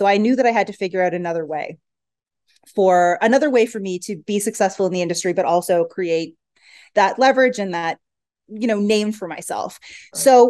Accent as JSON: {"language": "English", "country": "Canada", "said": "So we're originally Canadian. Okay. So, you know, Canadian winters aren't anything to laugh at."}